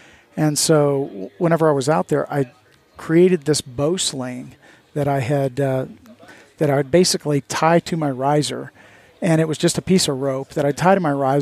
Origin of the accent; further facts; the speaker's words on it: Midwest, United States; I grew up in the Midwest